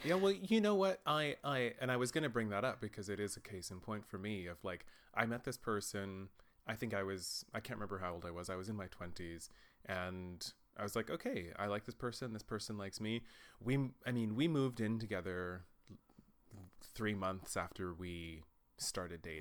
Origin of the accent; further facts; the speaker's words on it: Texas, United States; now in Germany; I grew up in Texas as well